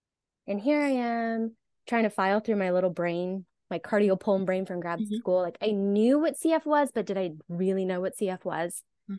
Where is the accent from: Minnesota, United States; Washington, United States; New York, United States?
Washington, United States; Eastern; moved away as an adult; also born or lived in Alabama / Missoula, Montana / Maine; I moved back to Eastern Washington to my hometown and started working there. This was in 2009.